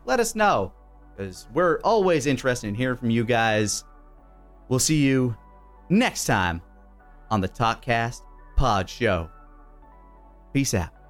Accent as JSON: {"language": "English", "region": "Texas", "country": "United States", "said": "as a Texan, you're required to remember the Alamo"}